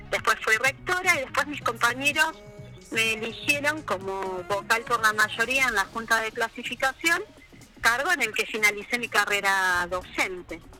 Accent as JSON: {"language": "Spanish", "region": "Córdoba", "country": "Argentina", "tie": "born or raised there", "also_born_or_lived": "Santa Cruz, Argentina", "moved": "as an adult", "lives_now": "El Calafate, Argentina", "said": "yo llegué a la provincia en diciembre del 93, o sea que este año, en diciembre había cumplido 30 años en la provincia de Santa Cruz. Sí. Nací en Córdoba"}